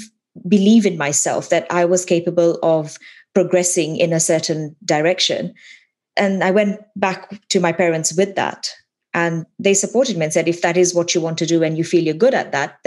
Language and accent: English; Kenya; moved away as an adult; now in United Kingdom; I was born and brought up in Kenya, and I lived in Kenya for most of my life. I have been in the UK for about 14 years now.